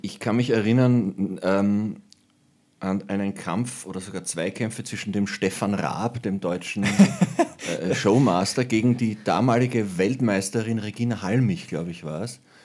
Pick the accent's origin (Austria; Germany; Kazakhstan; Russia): Austria; Lower Austria; ich bin ein Niederösterreicher